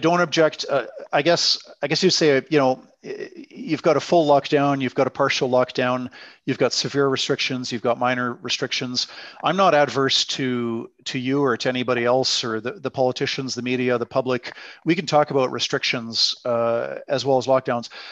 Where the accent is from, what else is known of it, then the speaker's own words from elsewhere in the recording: British Columbia, Canada; also born or lived in Netherlands / Quebec City; now in Alberta, Canada; I grew up in British Columbia.